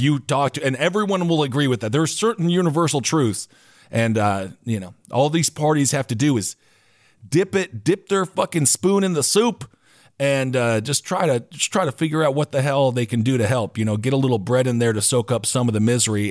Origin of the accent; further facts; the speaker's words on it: Wisconsin, United States; So I grew up in Wisconsin